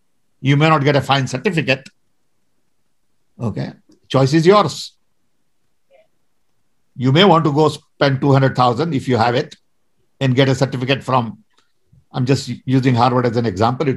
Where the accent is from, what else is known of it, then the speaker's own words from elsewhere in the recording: India; I'm Indian, and I think like Indian